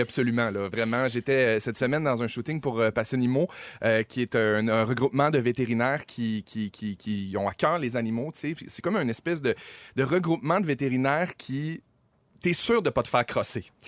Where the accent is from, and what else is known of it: Saguenay, Quebec, Canada; moved away as an adult; now in Montreal, Canada